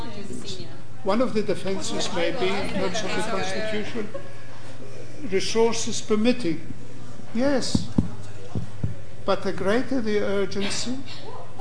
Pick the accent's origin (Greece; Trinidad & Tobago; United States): Greece; us Greeks.